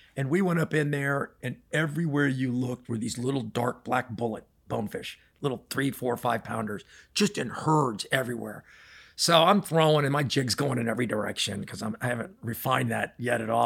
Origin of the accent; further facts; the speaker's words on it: Miami Springs, Florida, United States; I actually grew up in Miami Springs.